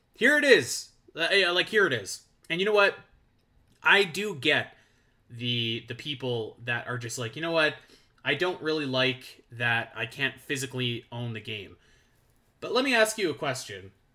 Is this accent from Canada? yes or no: yes; Canada; I'm Canadian